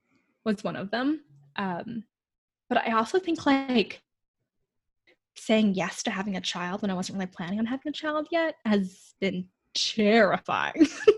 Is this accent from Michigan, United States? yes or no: yes; Michigan, United States; also born or lived in Rome, Italy / Coeur d'Alene, Idaho; now in Spokane, United States; the town where I grew up in Michigan, where as a child, I was like one of the only Asian kids.